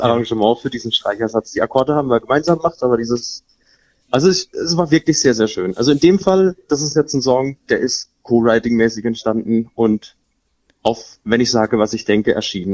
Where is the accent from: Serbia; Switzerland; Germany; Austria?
Germany; Elchesheim-Illingen, Baden-Württemberg; ich bin eigentlich aufgewachsen in Elchesheim-Bieling, habe dann Großteil meines Lebens verbracht